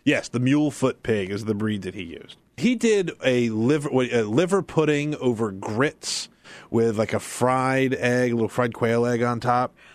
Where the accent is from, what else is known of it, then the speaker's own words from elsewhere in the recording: South Carolina, United States; moved away as an adult; also born or lived in Texas; when I was growing up in South Carolina. When I moved to Texas as a twenty-three-year-old man